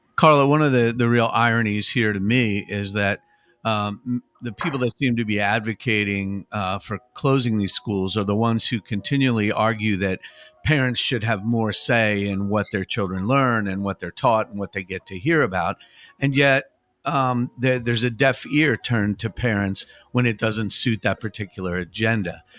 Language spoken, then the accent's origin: English; Lynchburg, Virginia, United States; a Lynchburger and as an American.